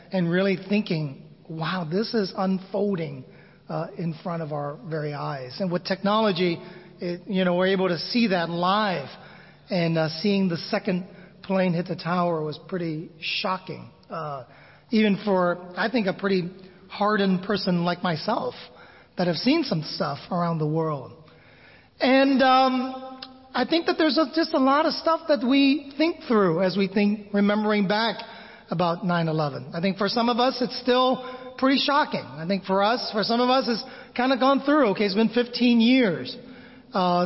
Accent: United States; moved away as an adult; also born or lived in Manila, Philippines; growing up in America

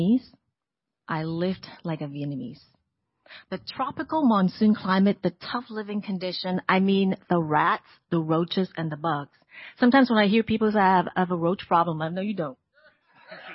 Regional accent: Hong Kong; moved away as an adult; also born or lived in Portland, Oregon; people of Hong Kong, like me

